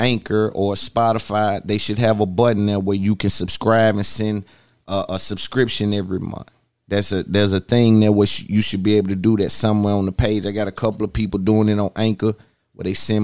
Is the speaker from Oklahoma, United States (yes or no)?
no; Nashville, Tennessee, United States; I'm from Nashville, Tennessee